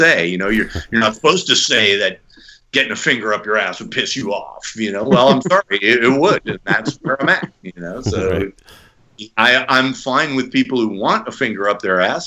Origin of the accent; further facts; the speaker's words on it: United States; I'm American. I speak English.